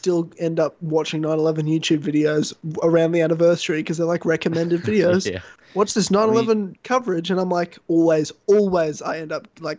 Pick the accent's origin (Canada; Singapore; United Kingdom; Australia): Australia; I'm Australian.